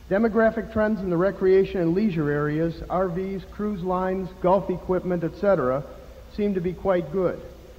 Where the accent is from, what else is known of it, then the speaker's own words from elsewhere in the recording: Chicago, Illinois, United States; I'm from Chicago.